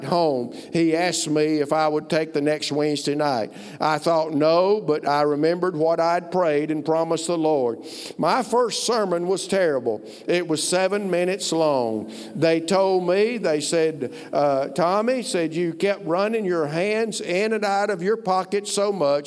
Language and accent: English; Alabama, United States; moved away as an adult; also born or lived in Ohio; I'm from Alabama